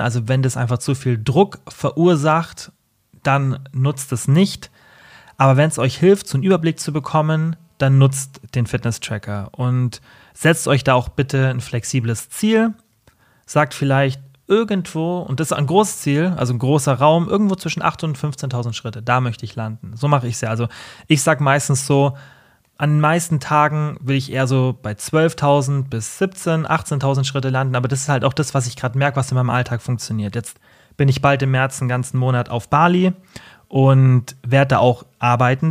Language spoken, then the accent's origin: German; Allgäu, Germany; bei uns im Allgäu